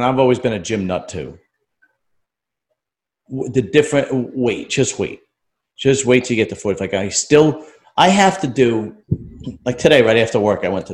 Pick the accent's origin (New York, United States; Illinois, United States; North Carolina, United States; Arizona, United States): New York, United States; New York City; now in New Jersey, United States; I grew up in New York City